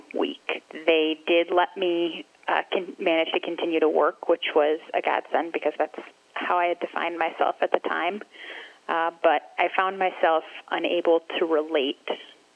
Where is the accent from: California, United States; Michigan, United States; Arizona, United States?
Michigan, United States; Grand Rapids; I grew up here in Grand Rapids